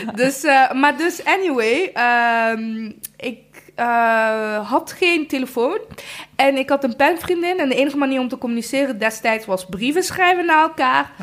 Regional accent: Rwanda; now in Netherlands; Ik kom uit Rwanda

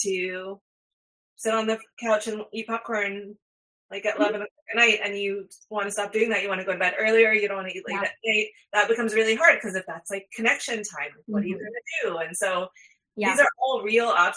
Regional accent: Houston, Texas, United States; moved away; also born or lived in New York City; I grew up in Houston

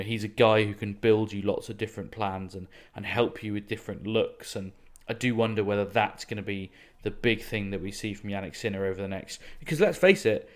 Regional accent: Yorkshire and the Humber, United Kingdom; I was actually born there and grew up in the county, no less

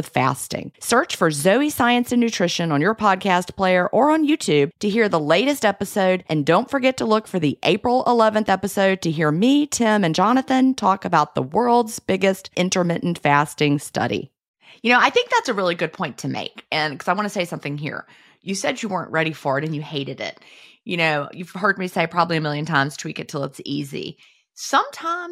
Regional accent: United States; I'm an American

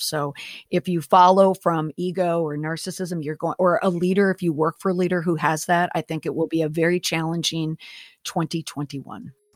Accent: Minneapolis–Saint Paul, Minnesota, United States; also born or lived in Washington, D.C.; I am from Minnesota. I'm from the Twin Cities.

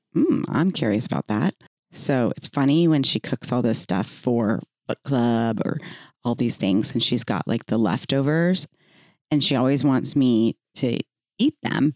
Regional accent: Texas, United States; growing up in the South in Texas

